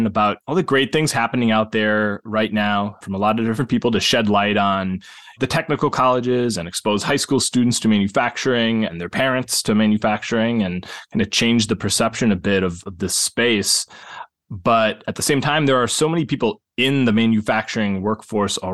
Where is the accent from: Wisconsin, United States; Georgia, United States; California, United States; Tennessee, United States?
Wisconsin, United States; Milwaukee; moved away as an adult; now in St. Louis, United States; I grew up in the Milwaukee area and spent my whole adult life in St. Louis